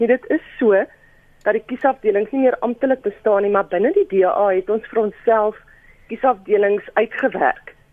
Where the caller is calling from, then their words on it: Eastern Cape, South Africa; Ja, môre Lenet, ek is ek is hier van die Ooskaap.